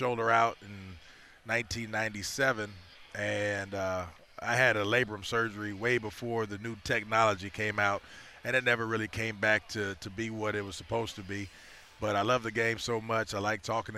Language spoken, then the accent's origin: English; Los Angeles, California, United States; now in Chicago, United States; growing up in Los Angeles